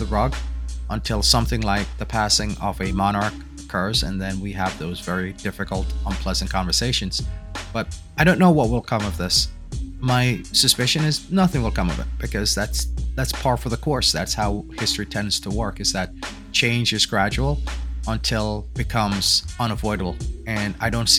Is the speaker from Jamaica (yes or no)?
yes; Jamaica; now in United States; As a Jamaican